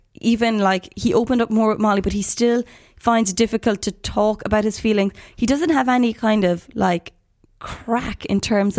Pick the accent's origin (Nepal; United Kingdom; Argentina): United Kingdom; Manchester, North West England; Callum was great at the beginning because we're both from Manchester and I was like, there's a connection